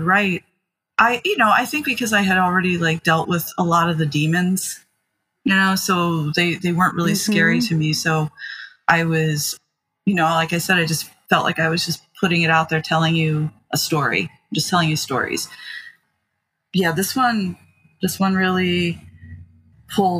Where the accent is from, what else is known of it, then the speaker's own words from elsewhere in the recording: Maryland, United States; I grew up in, yeah, rural and now it's a bit more suburban, but Maryland, about 40 minutes or so from Baltimore City